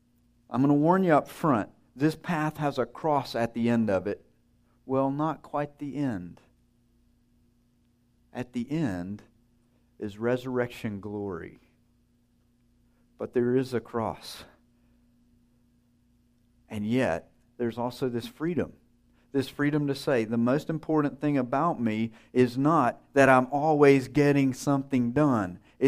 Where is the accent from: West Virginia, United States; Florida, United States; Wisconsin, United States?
Wisconsin, United States; I'm from Wisconsin. That's not the most important thing about you.